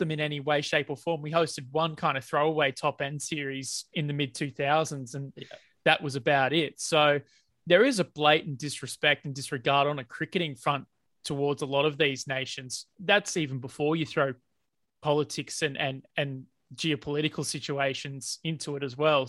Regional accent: Australia; as an Australian

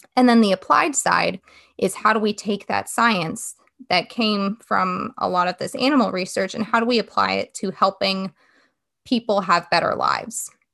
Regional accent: West Coast, United States; now in Wake Forest, United States; I'm originally from the West Coast

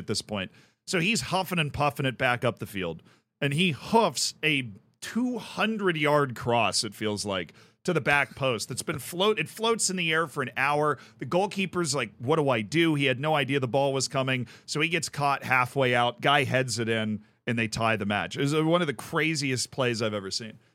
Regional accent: Tampa, Florida, United States; called the Tampa Bay Rays, who are from my hometown

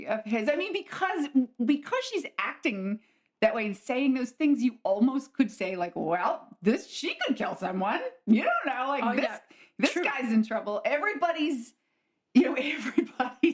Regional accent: United States; as an American

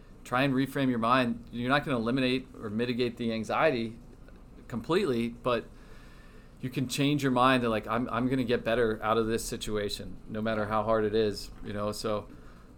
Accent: Philadelphia, Pennsylvania, United States; we're both from Philly

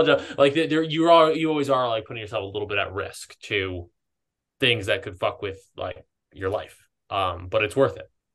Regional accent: East Coast, United States; moved away as an adult; also born or lived in Southern California; now in Los Angeles, United States; I grew up on the East Coast

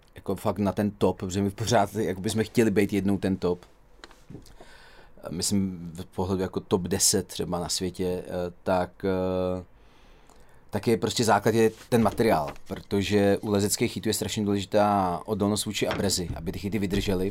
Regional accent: Dubí, Ústí nad Labem Region, Czechia; also born or lived in Duchcov / Teplice / Tisá; Já jsem se narodil a vyrůstal v Dubí, žil jsem eh, v Duchcově, do školy, jak základní, tak střední jsem eh, chodil do Teplic a teď žiju v Tisí

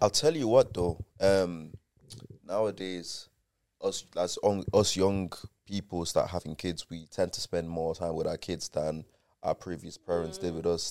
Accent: Dublin, Leinster, Ireland; also born or lived in Nigeria; now in Manchester, United Kingdom; I was born and bred in Dublin

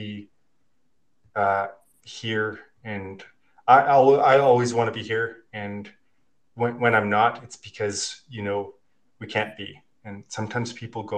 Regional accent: Regina, Saskatchewan, Canada; moved away as an adult; now in Kelowna, Canada; I grew up in Regina, Saskatchewan

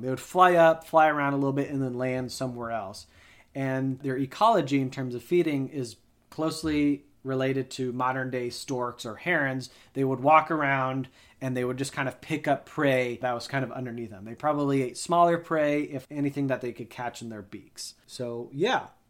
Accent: Colorado, United States; Growing up in Colorado, we had a number of aspen trees in our backyard

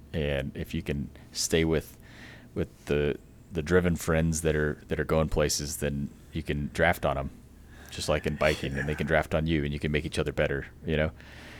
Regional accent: San Angelo, Texas, United States; I'm from San Angelo, Texas, out in West Texas, and grew up in the same little small town my whole, you know, raising there from birth to 18, and had a fun family of six

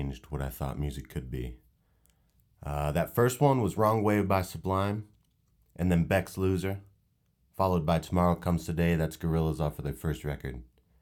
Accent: Northern California, United States; I grew up in Northern California

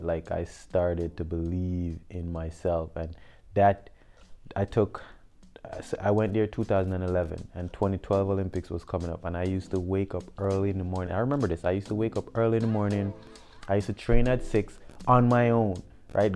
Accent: Westmoreland, Jamaica; also born or lived in St. Mary, Jamaica; I'm a Jamaican native. Um, I was born in the rural parish of St. Mary, and at a young age, um, my mom moved to the west end of Jamaica, so um, Westmoreland. Um, I grew up in Westmoreland.

